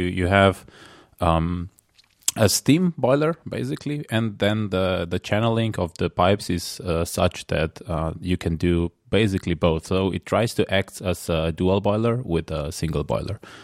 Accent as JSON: {"language": "English", "country": "Slovenia", "tie": "born or raised there", "said": "I'm from Slovenia, which is next to Italy"}